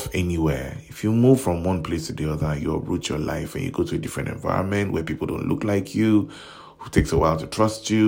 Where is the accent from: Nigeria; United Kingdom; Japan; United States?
Nigeria; As a Nigerian